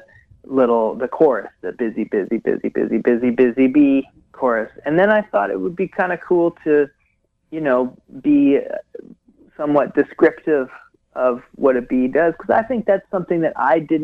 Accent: Hamilton, Ontario, Canada; moved away as an adult; also born or lived in Wisconsin / Seattle / Victoria / Vancouver; now in Ottawa, Canada; my home where I grew up in Hamilton

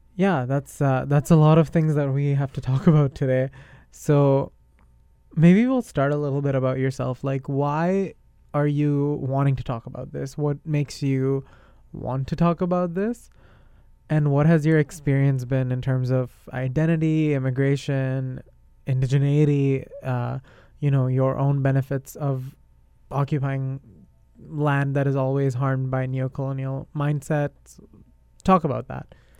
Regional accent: India; now in Canada; I'm not Canadian. I am Indian. I have an Indian citizenship

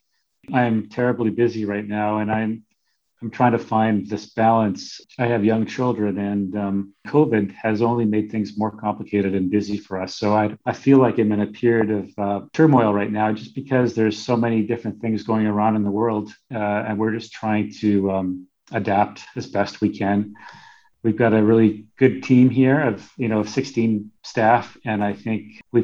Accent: Winnipeg, Manitoba, Canada; now in Whitehorse, Canada; I grew up in Winnipeg

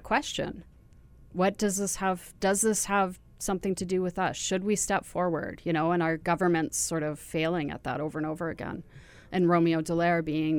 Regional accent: Ontario, Canada; moved away; I'm from Ontario originally

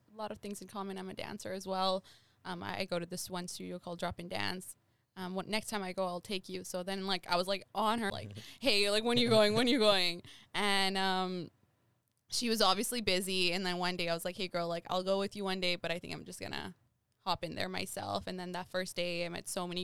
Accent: Saskatchewan, Canada; now in Winnipeg, Canada; I grew up in Sask

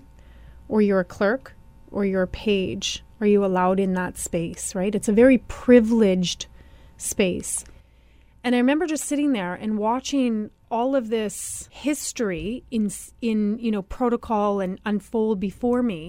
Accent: Sagkeeng Anishinaabe First Nation, Manitoba, Canada; I am from the Saugeen Anishinaabe First Nation, mm-hmm. which is about an hour and a half north of Winnipeg

